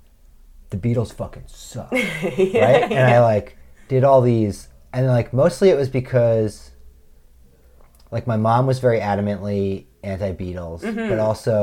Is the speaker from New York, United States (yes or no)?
yes; New York, United States; growing up in the Bay versus New York